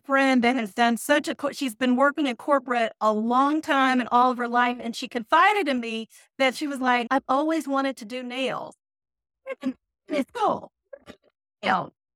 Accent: Louisville, Kentucky, United States; moved away as an adult; also born or lived in Nashville, Tennessee / Detroit, Michigan / Atlanta, Georgia; now in Charlotte, United States; born and raised in Louisville, Kentucky

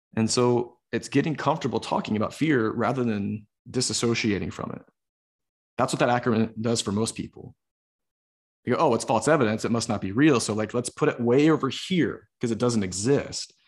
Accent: the South, United States; growing up in the South

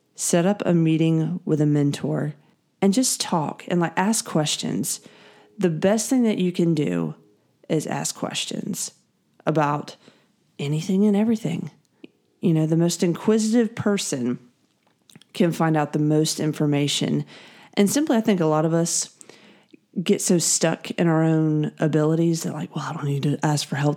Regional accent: Greenville, South Carolina, United States; I am from the Greenville, South Carolina area

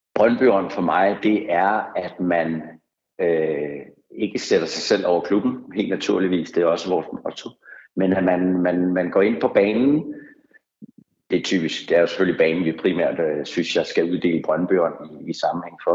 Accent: Vestegnen, Capital Region of Denmark, Denmark; man selv er, er født og opvokset på Vestegnen

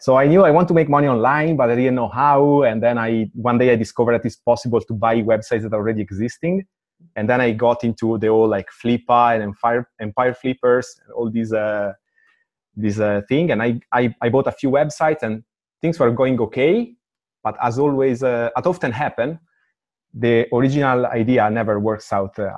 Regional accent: Italy; moved away as an adult; now in Amsterdam, Netherlands; I come from Italy and I am a technical dude

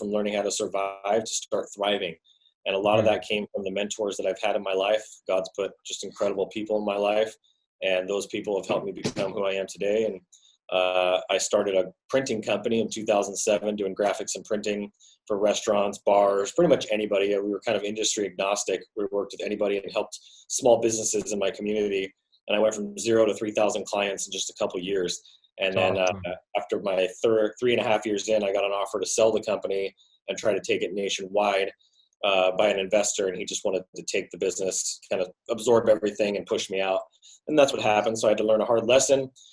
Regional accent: Sacramento, California, United States; I was born and raised in Sacramento, California, went to 12 schools growing up as a kid

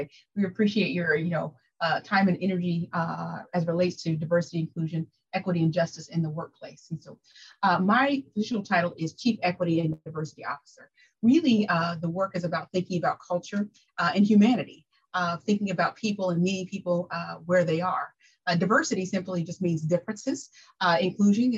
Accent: Wichita, Kansas, United States; moved away as an adult; now in Tompkins County, United States; I'm originally from Wichita, Kansas

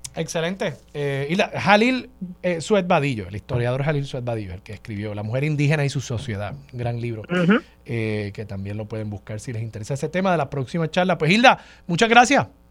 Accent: Puerto Rico

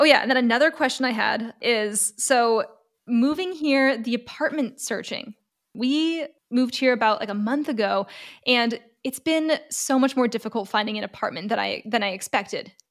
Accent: Los Angeles, California, United States; moved away as an adult; now in Stuttgart, Germany; I'm originally from Los Angeles, California, and I'm currently residing in Stuttgart, Germany

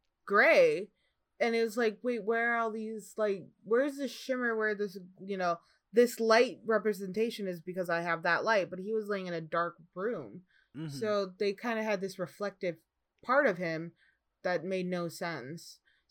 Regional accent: Midwest, United States; But growing up in the Midwest, I remember seeing ice and it doesn't look like that at all.

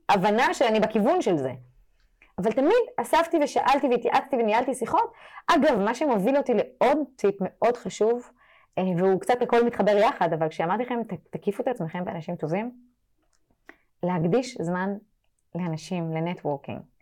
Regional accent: France; now in Israel; אני גדלתי בצרפת, אירופה

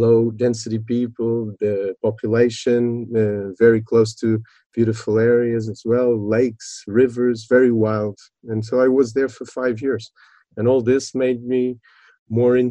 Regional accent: Lisbon, Portugal; now in Faro, Portugal; I was born in Lisbon a bit after revolution, 74

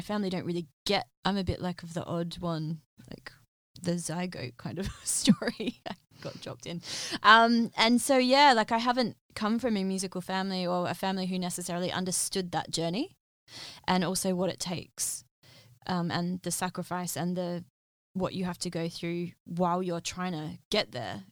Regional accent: Western Australia, Australia; moved away as an adult; now in London, United Kingdom; being from Australia

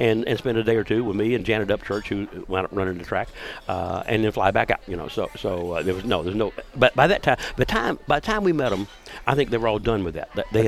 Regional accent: Jacksonville, Florida, United States; growing up in Duval County, Florida

